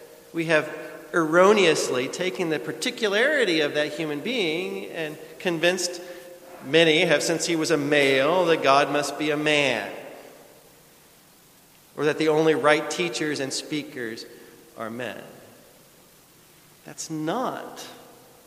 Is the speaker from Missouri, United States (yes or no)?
yes; rural Missouri, United States; also born or lived in Chicago, Illinois / Southern California; now in Texas, United States; From rural Missouri to the big city, Chicago, to the place that I least wanted to go in the world from there as a Midwesterner was California